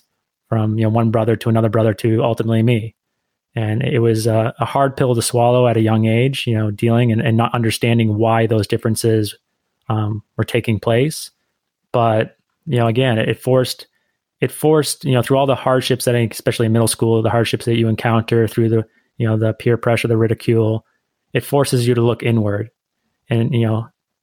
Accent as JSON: {"language": "English", "region": "Northeast United States", "country": "United States", "tie": "born or raised there", "said": "I'm the American of the group. I grew up in the Northeast part of the United States, and that's where I'm currently residing as well"}